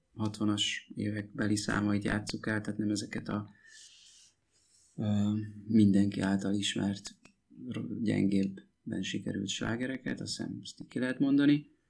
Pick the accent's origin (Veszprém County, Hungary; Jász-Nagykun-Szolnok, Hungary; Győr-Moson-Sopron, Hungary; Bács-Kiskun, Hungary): Jász-Nagykun-Szolnok, Hungary; Mezőtúr; moved away as an adult; mi mezőtúriak vagyunk egyébként, és e, ott nőttünk fel, 18, én 18 éves koromig ott éltem.